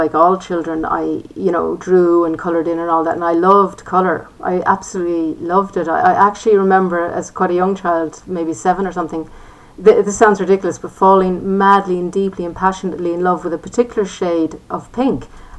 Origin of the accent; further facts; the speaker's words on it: Limerick, Munster, Ireland; also born or lived in Dublin / Newfoundland, Canada; I was born in Dublin, but we ended up living in Canada. I lived there as a child in Newfoundland, and we settled in Limerick eventually.